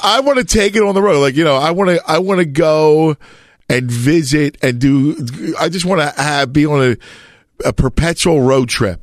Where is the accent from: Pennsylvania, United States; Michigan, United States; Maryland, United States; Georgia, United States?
Pennsylvania, United States; Philadelphia; I'm from Philly